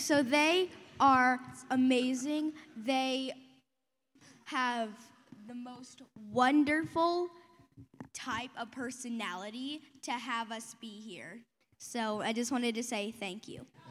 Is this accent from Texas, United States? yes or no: yes; Texas, United States; I come from Texas